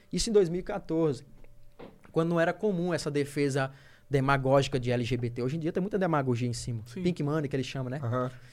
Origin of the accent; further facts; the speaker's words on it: Teresina, Piauí, Brazil; Norte, que é de onde eu venho. Eu moro, eu moro, eu moro debaixo do aeroporto